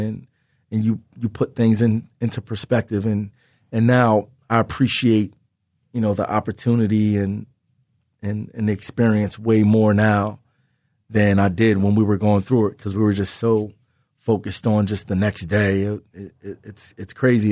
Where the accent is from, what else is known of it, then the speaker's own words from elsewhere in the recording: Philadelphia, Pennsylvania, United States; in my hometown, in the Big Five, as a, as a Philly, Philly guy, young, young kid growing up in the city